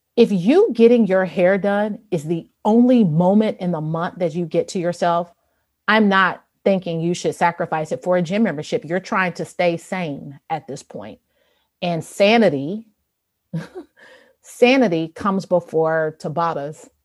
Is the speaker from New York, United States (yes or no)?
no; Chicago, Illinois, United States; I grew up in Chicago